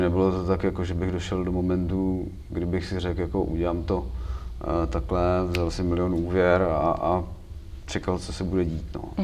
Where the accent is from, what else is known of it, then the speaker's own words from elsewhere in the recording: Příbram, Central Bohemian Region, Czechia; u nás v Příbrami